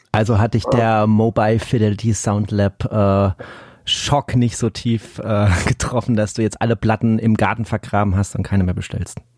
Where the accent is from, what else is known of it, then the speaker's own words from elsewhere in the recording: Black Forest, Baden-Württemberg, Germany; bei uns im Schwarzwald